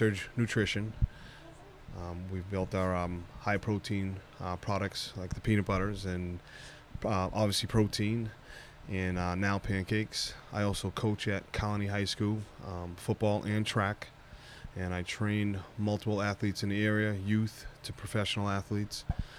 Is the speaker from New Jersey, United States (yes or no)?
no; Massachusetts, United States; moved away; I'm originally from the Massachusetts area